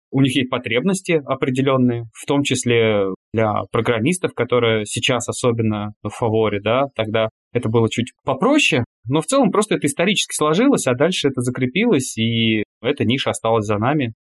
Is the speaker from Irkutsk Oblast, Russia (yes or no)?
no; Klin, Moscow Oblast, Russia; Я из Подмосковья, из маленького города Клин